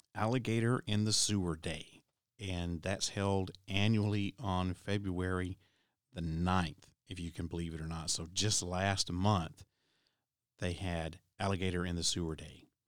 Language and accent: English; Tennessee, United States; here in my home state of Tennessee